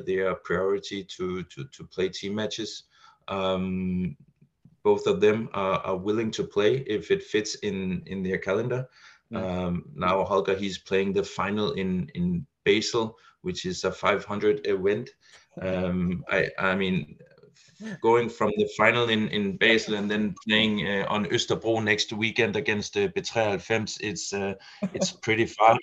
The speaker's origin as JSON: {"language": "English", "country": "Denmark", "said": "Not only are we a very small country"}